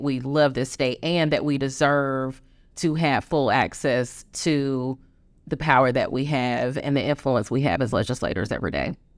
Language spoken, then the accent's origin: English; Greensboro, North Carolina, United States; being born and raised in Greensboro